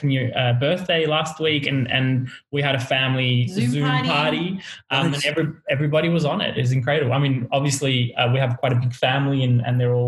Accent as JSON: {"language": "English", "country": "Australia", "tie": "born or raised there", "also_born_or_lived": "Lebanon", "said": "I was born here"}